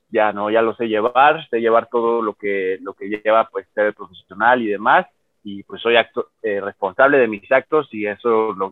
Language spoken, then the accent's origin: Spanish; Mexico City, Mexico; te digo, como chilango es algo que tienes muy presente, eh, se da más en esta parte del país.